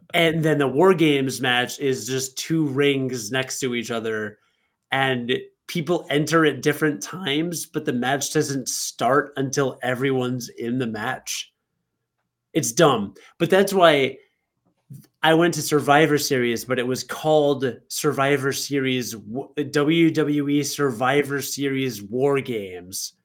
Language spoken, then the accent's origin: English; Rockford, Illinois, United States; in Rockford at Martin Luther King Junior Elementary School